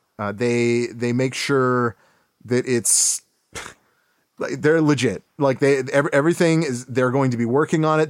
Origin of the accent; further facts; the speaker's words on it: Cleveland, Ohio, United States; We're from Cleveland